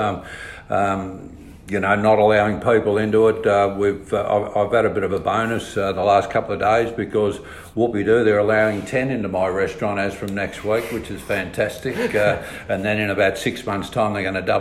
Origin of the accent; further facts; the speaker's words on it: Leongatha, Victoria, Australia; also born or lived in Meeniyan, Victoria; I grew up in Langatha